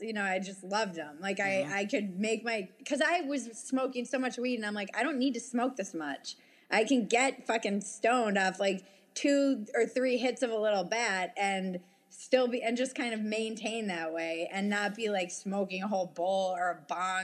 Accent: United States; I was from the States

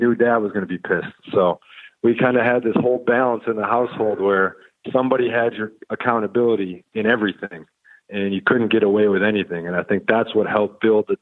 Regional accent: Wisconsin, United States; moved away; also born or lived in Texas; I grew up in Wisconsin, a small town

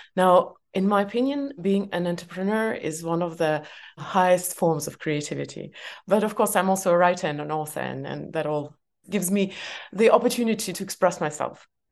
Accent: Estonia; English is a second language; I was born in Soviet Union and it was full-on Soviet Union before perestroika, uh, I was growing up.

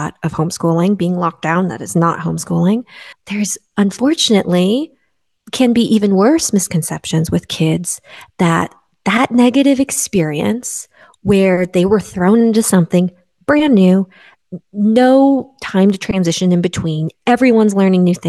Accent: Midwest, United States; now in West Coast, United States; I grew up in the Midwest and now I live on the West Coast

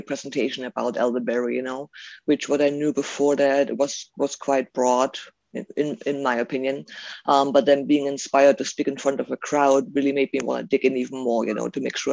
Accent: Germany; now in Auburn, United States; growing up in Germany, my mom and dad, my family, my dad family, they didn't really do anything with herbalism at all

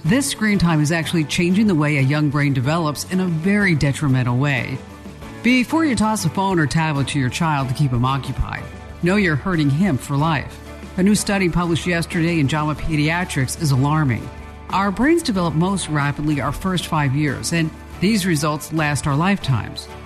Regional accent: Watchung, New Jersey, United States; I'm from Watchung, New Jersey

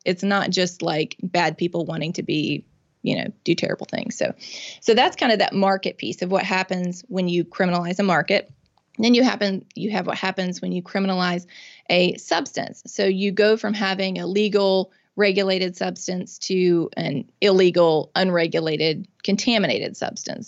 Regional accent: Mississippi, United States; I'm born and raised in Mississippi. I've lived here my whole life.

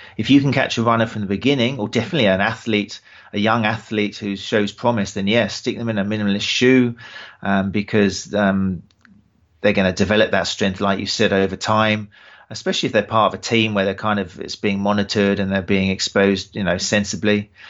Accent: Brighton, South East England, United Kingdom; accent: British; my hometown, Brighton

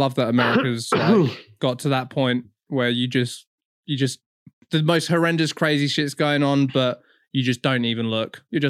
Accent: England, United Kingdom; I'm from England

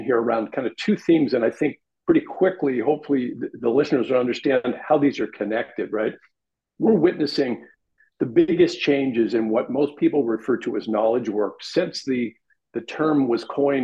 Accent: Los Angeles, California, United States; born or raised there

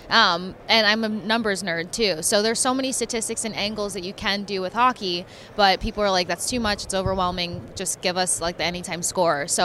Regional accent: Tampa, Florida, United States; also born or lived in Miami; Um, I technically grew up in Tampa. I was a military brat, so I was literally just born in Miami, and then we were off.

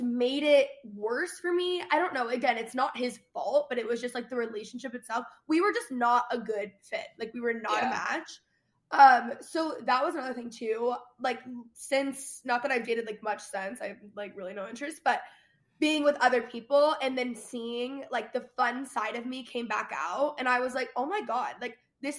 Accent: Dallas, Texas, United States; moved away as an adult; also born or lived in Los Angeles; I grew up in Dallas proper

